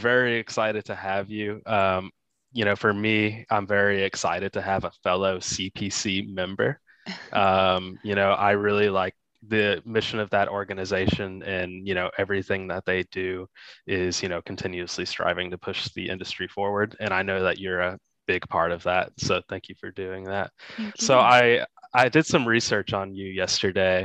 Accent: Texas, United States; growing up, my dad was a football coach and I grew up in Texas

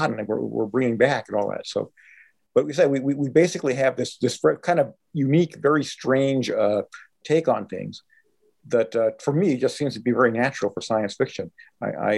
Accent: Los Angeles, California, United States; I was born in East LA. My first years were spent on Barney Beach Place in East Place, you know, right next to Whittier Boulevard

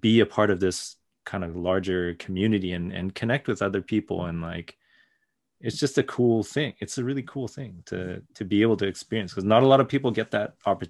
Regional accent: Japan; also born or lived in Canada; I was born in Canada, but as soon as they could, like the whole family moved to Japan for like a couple years, I think.

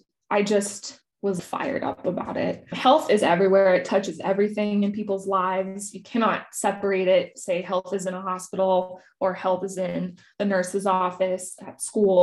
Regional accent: Silicon Valley, California, United States; I grew up in Silicon Valley

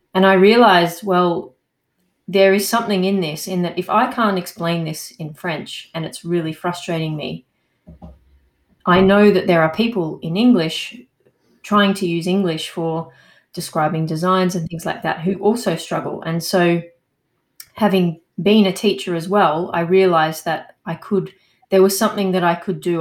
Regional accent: Australia; now in Montpellier, France; I'm an Australian

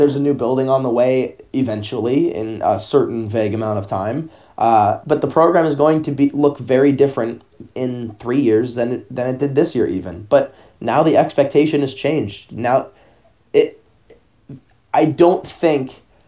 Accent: Los Angeles, California, United States; I'm from L.A., so I grew up watching

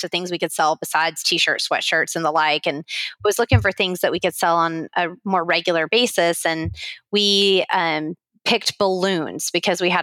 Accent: West Columbia, Texas, United States; I grew up in Texas, in South Texas, where it's hot, humid, and there's lots of mosquitoes

